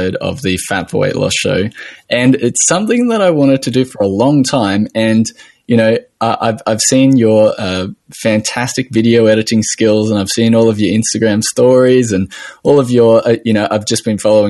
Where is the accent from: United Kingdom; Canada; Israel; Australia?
Australia